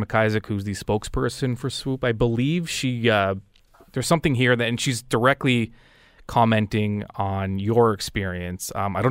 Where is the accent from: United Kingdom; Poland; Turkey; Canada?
Canada; I said, "Canada."